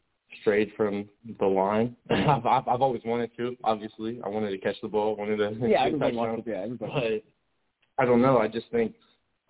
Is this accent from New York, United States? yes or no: no; Perry, Ohio, United States; also born or lived in McDonald, Ohio; originally I'm from Parry